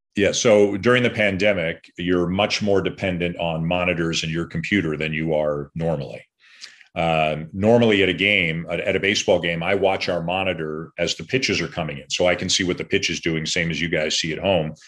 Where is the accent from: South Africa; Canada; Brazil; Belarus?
Canada; being Canadian